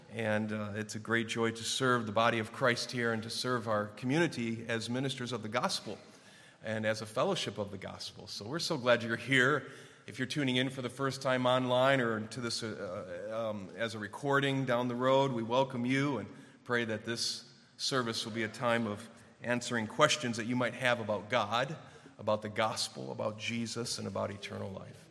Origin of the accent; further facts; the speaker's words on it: Clarkston, United States; when I was growing up in Clarkston at our church